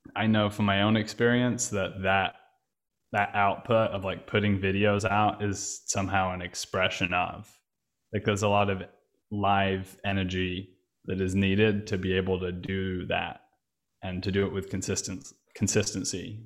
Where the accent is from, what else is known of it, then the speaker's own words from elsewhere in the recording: England, United Kingdom; now in Berlin, Germany; I'm English. British, also